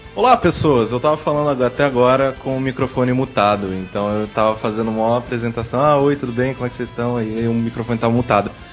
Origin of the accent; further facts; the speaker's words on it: interior of São Paulo, Brazil; como eu sou do interior de São Paulo, eu passei toda a minha infância lá